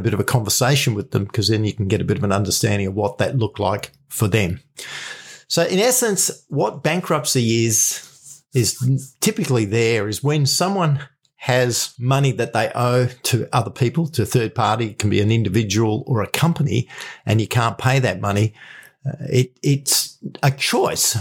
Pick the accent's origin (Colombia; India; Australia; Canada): Australia; I'm from Australia